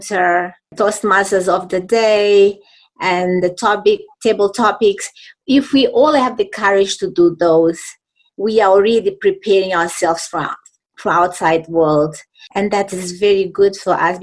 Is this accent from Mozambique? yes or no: yes; Mozambique; also born or lived in Zimbabwe; now in Harare, Zimbabwe; I've been living in Zimbabwe for many years, but I'm from Mozambique